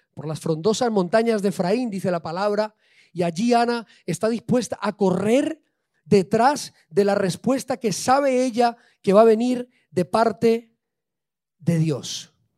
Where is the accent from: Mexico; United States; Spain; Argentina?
Spain; yo soy español